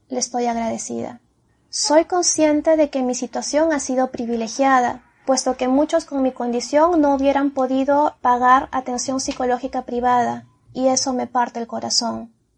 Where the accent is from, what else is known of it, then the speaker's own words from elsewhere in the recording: Peru; Soy peruana, tengo 31 años